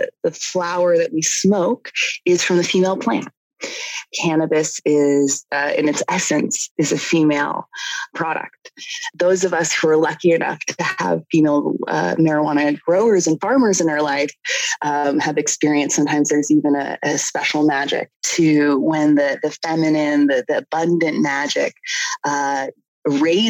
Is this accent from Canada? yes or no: yes; Canada; I'm Canadian